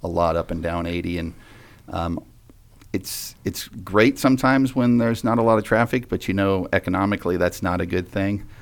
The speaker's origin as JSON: {"language": "English", "town": "Vacaville", "region": "California", "country": "United States", "tie": "born or raised there", "said": "growing up, up in Vacaville was very special to me"}